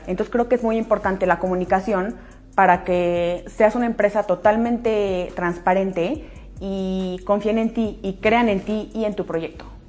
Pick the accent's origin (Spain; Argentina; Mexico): Mexico; Aguascalientes; las dos somos de Aguascalientes y de toda la vida del colegio